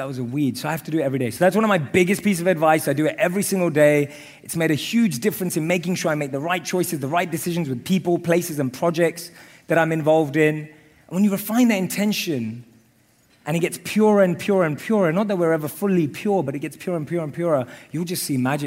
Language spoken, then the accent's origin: English; London, United Kingdom; I grew up in London.